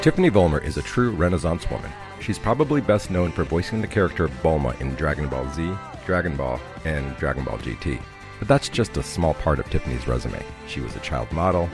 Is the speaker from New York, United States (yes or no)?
yes; New York, United States; also born or lived in Chicago / Los Angeles / Austin; now in Dallas, United States; I was born in New York.